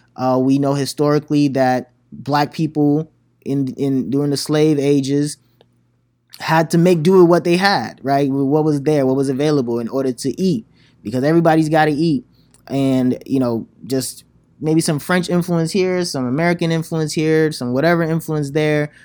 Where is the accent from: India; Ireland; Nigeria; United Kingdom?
Nigeria; as a Nigerian